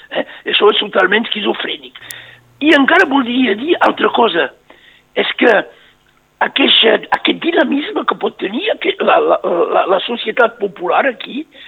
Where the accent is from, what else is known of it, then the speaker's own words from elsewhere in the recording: Northern Catalonia, Occitania, France; som catalans